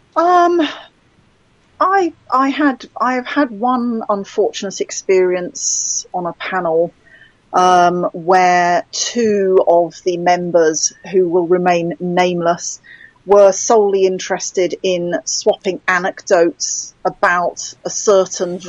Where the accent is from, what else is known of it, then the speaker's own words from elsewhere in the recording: United Kingdom; I'm British.